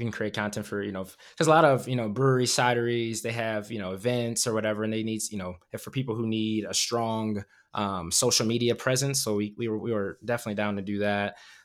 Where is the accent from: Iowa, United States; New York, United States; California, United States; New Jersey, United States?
Iowa, United States; Davenport; I'm from Iowa. I'm from a small city, that, you know, Quad Cities, Davenport, Iowa. Even they have like two breweries now. It's like, that wasn't even a thing when growing up